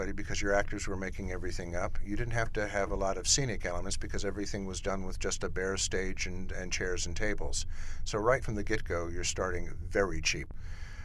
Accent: Chicago, Illinois, United States; moved away; I'm a Chicagoan who lives in exile

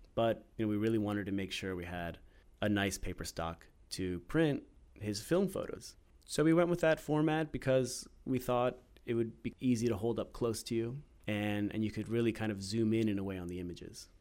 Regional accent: Maryland, United States; also born or lived in Washington, D.C.; I grew up in Maryland.

